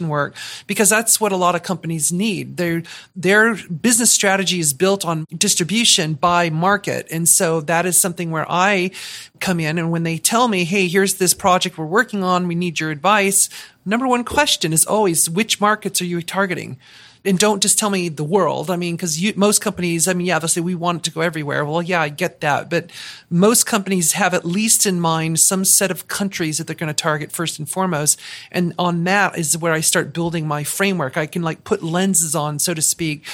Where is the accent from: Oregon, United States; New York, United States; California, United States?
California, United States; Southern; moved away as an adult; also born or lived in Seattle, Washington; born and raised in Southern California, lived in Seattle for half my life, so very West Coast U.S. kind of mindset